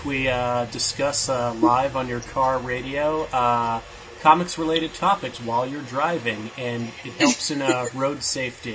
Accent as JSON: {"language": "English", "region": "Pennsylvania", "country": "United States", "tie": "born or raised there", "said": "we both grew up in Pennsylvania"}